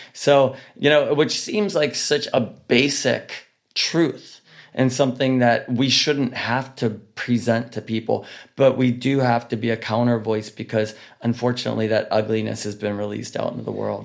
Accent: Pittsburgh, Pennsylvania, United States; we're from Pittsburgh, Pennsylvania

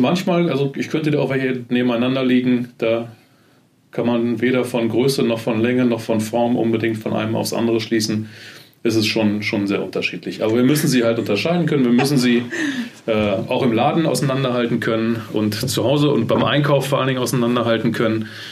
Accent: Germany; bei uns in Deutschland

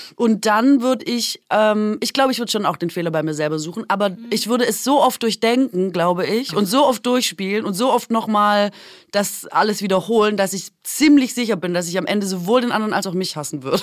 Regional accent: Aalen, Baden-Württemberg, Germany; moved away; da, wo ich herkomme, und das habe ich auch beim Pierre vorgemacht, ist äh, ja Aalen

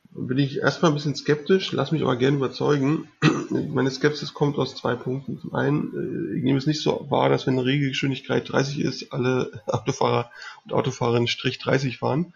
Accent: Berlin, Germany; ich komme aus Berlin

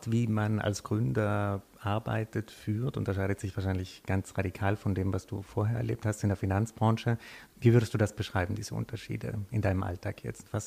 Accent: Germany; now in Switzerland; ähm, ich habe, ähm, wie man hört, ich komme ich komm aus Deutschland

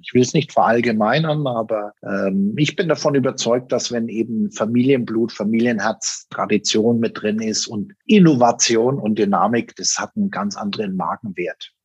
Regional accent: Germany; das war bei uns in Deutschland

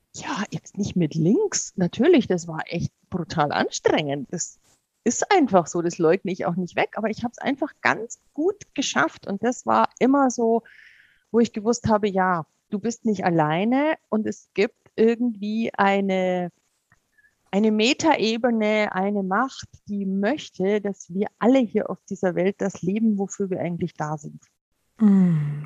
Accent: Bavaria, Germany; ich bin ja in Bayern aufgewachsen

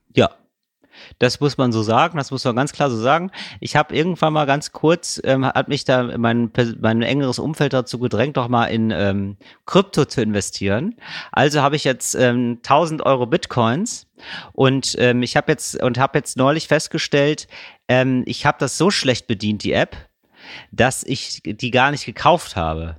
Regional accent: Geldern, North Rhine-Westphalia, Germany; ich bin aufgewachsen in Geldern, nahe der holländischen Grenze

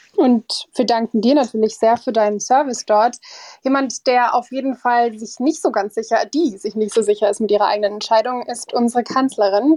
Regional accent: Germany; als Deutsche

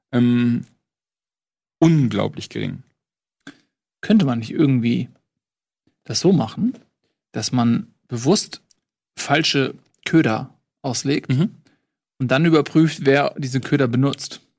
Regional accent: United States; Und ich bin in Amerika groß geworden.

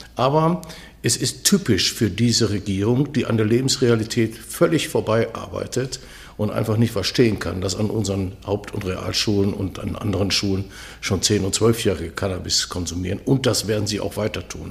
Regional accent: Duisburg, North Rhine-Westphalia, Germany; now in Berlin, Germany; ich komme aus Duisburg und da sagt man das so.

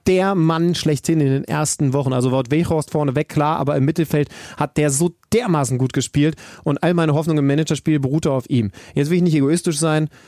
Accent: Wolfsburg, Lower Saxony, Germany; moved away; in Wolfsburg haben, was mich natürlich sehr freut, meiner alten Heimat

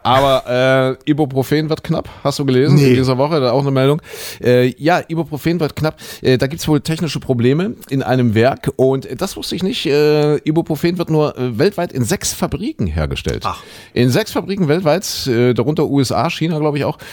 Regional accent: Leipzig, Saxony, Germany; wir waren ja damals, ja, Mensch, Schüler, 18 Jahre aus der DDR

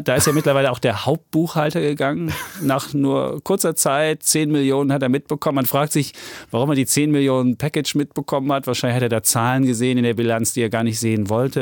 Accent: Saxony, Germany; Ich als Sachse

